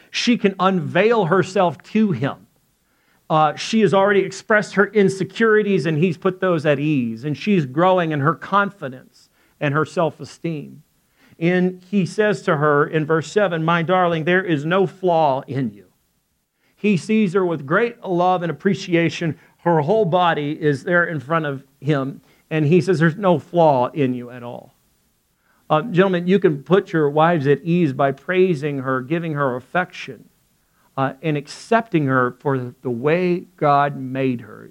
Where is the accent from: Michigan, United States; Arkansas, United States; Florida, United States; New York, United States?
Arkansas, United States; I'm from Arkansas